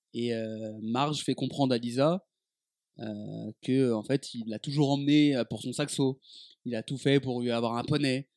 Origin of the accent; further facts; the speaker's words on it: Dijon, Bourgogne-Franche-Comté, France; moved away as an adult; quand j'ai quitté Dijon